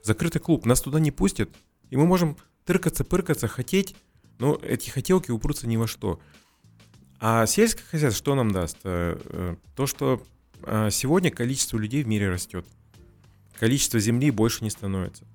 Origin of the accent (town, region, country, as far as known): Kazakhstan